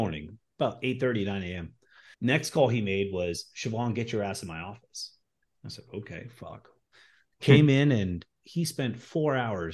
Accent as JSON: {"language": "English", "region": "California", "country": "United States", "tie": "born or raised there", "moved": "as an adult", "lives_now": "Florida, United States", "said": "I was practically born and raised in California."}